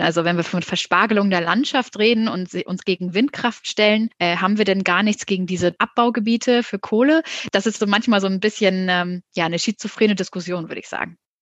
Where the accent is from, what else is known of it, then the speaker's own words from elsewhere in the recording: Hamburg, Germany; ich komme aus Hamburg und habe mir deswegen auch in Hamburg ein Startup gesucht